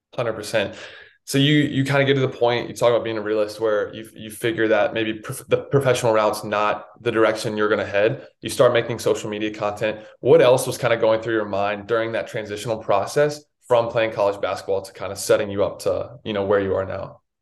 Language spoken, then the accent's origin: English; North Carolina, United States; I grew up in North Carolina